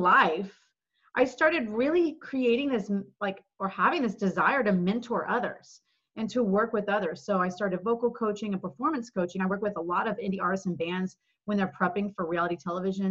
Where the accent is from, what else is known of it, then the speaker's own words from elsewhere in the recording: Dallas, Texas, United States; also born or lived in Los Angeles; I actually moved from LA to Dallas, which is my hometown